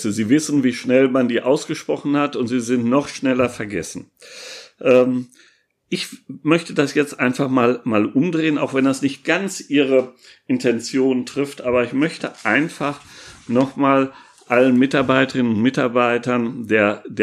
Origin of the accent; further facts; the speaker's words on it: Münster, North Rhine-Westphalia, Germany; die wir in Münster, in meiner Heimatstadt, durch die Weihnachtsmärkte sonst haben.